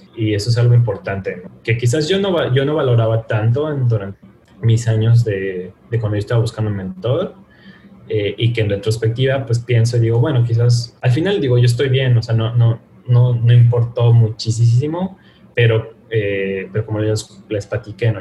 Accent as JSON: {"language": "Spanish", "country": "Mexico", "said": "no solo somos mexicanos"}